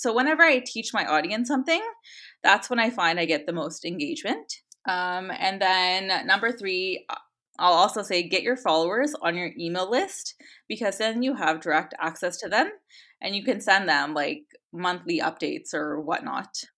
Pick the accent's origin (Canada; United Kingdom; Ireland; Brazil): Canada; I was born and raised in Canada, and I always thought of myself as Canadian